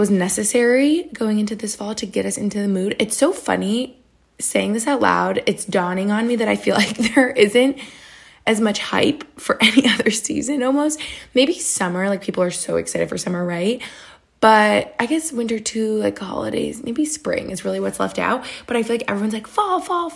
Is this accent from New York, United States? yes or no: yes; New York, United States; now in Cape Cod, United States; I'm from New York State where you have like all the seasons